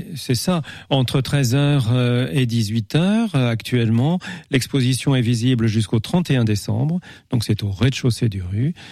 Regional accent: Épinal, Grand Est, France; moved away as an adult; also born or lived in Paris; now in Angers, France; je suis né à Épinal

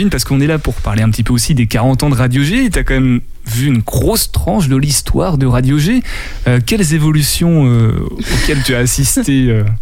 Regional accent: Châteaubriant, Pays de la Loire, France; born there; Quand je suis né, je suis né à Châteaubriand

